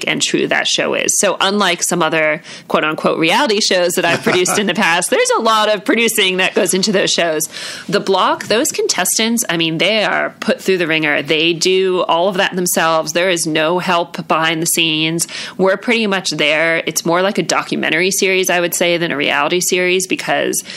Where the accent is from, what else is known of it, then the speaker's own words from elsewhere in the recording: New York, United States; now in Sydney, Australia; I'm also from New York